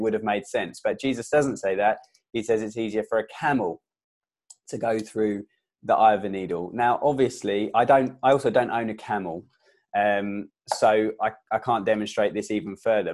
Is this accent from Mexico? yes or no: no; England, United Kingdom; I was born in England